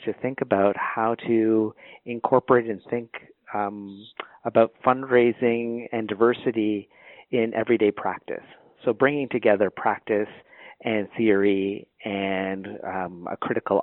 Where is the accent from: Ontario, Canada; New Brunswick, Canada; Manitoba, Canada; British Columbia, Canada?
Ontario, Canada; born and raised in Ontario